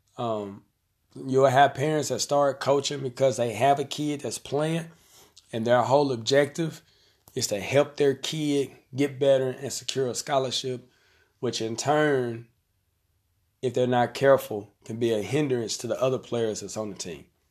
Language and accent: English; Conway, Arkansas, United States; I'm gonna use my hometown. So we have a tournament here in Conway